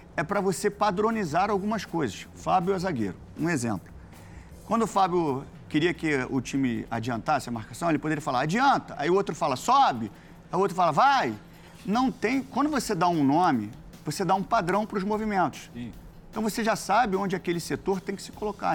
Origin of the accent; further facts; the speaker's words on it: Rio de Janeiro, Brazil; eu fui criado em São Januário, meu pai me levava no Vasco